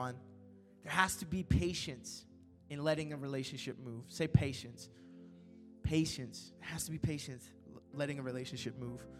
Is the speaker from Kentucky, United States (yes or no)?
yes; Kentucky, United States; It's in Kentucky.